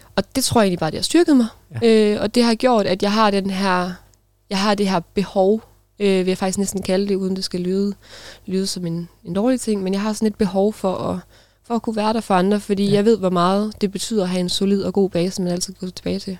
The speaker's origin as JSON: {"language": "Danish", "country": "Denmark", "tie": "born or raised there", "moved": "as an adult", "said": "jeg kommer fra en lille by, der hedder Klaup, øh, hvor jeg boede de første øh, 19 år af mit liv. Øh, gik, på, gik på skole"}